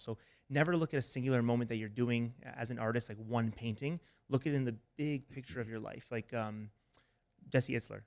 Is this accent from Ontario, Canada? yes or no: yes; Toronto, Ontario, Canada; moved away as an adult; also born or lived in Alabama; I'm from Toronto, Canada.